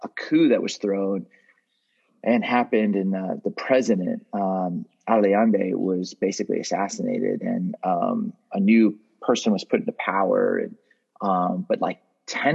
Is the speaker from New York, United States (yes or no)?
no; Southern California, United States; I grew up in Southern California